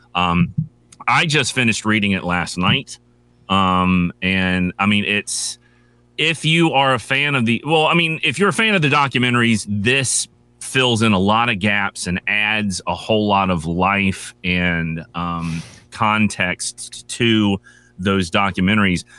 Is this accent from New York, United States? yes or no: no; North Carolina, United States; I'm from North Carolina